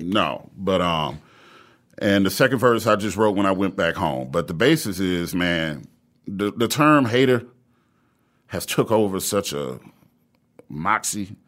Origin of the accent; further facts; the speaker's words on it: Lansing, Michigan, United States; I grew up on the north side